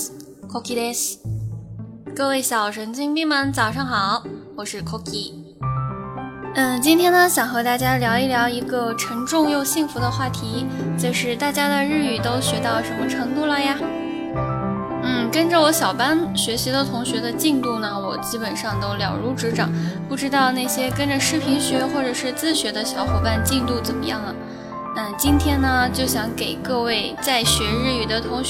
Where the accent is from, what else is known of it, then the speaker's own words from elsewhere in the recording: China; 作为一个中国人